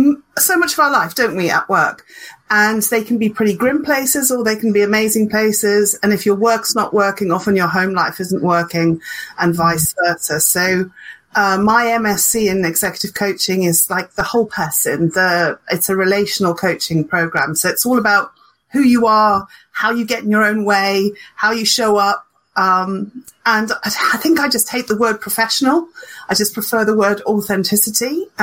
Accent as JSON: {"language": "English", "country": "Zimbabwe", "tie": "born or raised there", "lives_now": "Hertfordshire, United Kingdom", "said": "although I was born and brought up in Zimbabwe. So I am powered by sunshine."}